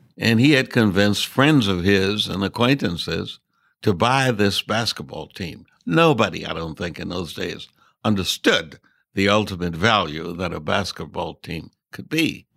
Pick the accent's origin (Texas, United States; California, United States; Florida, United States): Texas, United States; Mineola; now in San Francisco, United States; I was born in a little town called Mineola. That's about eighty miles southeast of Dallas